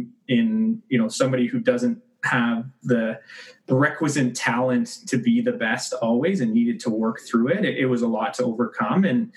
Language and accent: English; Mississauga, Ontario, Canada; also born or lived in Kingston / Ottawa / Calgary; now in Oakville, Canada; Mississauga born and raised